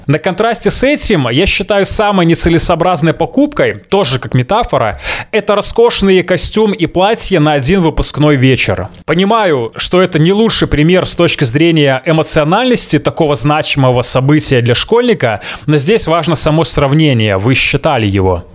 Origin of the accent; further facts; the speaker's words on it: Belarus; я белорус